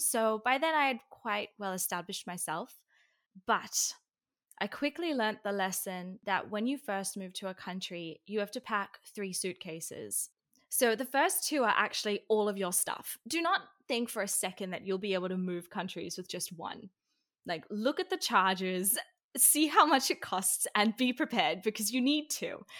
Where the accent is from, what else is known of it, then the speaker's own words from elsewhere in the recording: Sydney, New South Wales, Australia; moved away; also born or lived in Israel; I'm from Australia